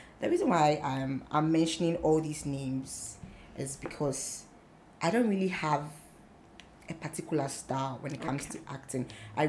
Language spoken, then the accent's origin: English; Tema, Greater Accra, Ghana; also born or lived in Koforidua, Ghana; I started my basic education in Tema New Town.